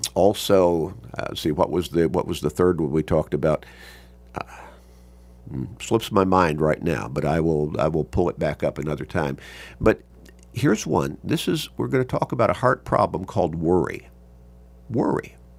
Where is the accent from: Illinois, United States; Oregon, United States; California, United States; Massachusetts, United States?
Illinois, United States; Chicago; as a young kid growing up in Chicago